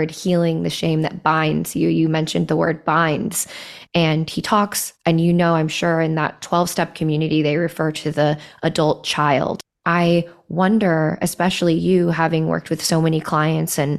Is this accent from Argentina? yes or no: no; Midwest, United States; growing up in the Midwest